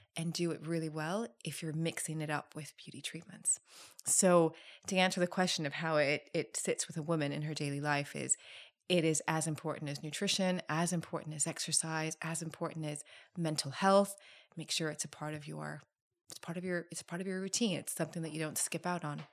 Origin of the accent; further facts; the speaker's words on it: Thailand; I'm from Thailand